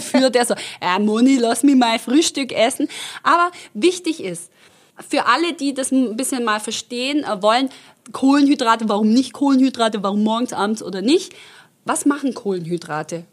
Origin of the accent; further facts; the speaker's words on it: Stuttgart, Baden-Württemberg, Germany; accent: Swabian; also born or lived in Croatia; Ich rede ja total mit als Schwabe